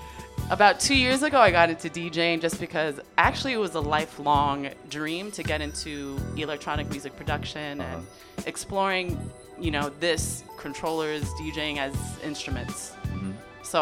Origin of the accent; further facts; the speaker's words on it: Felton, California, United States; I'm from Cali. I'm from Felton, which is a little mountain town in the Santa Cruz Mountains of California.